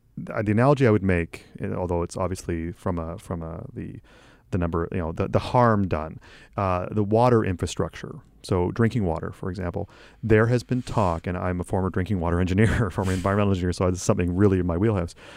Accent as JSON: {"language": "English", "country": "Canada", "said": "as a Canadian"}